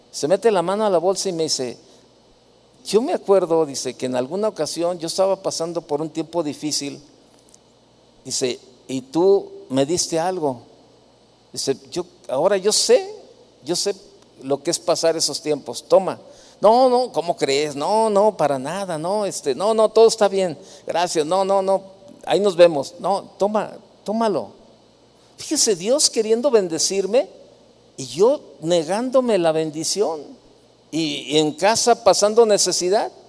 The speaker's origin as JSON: {"language": "Spanish", "region": "Jalisco", "country": "Mexico", "said": "El hambre me tumba, soy de Jalisco"}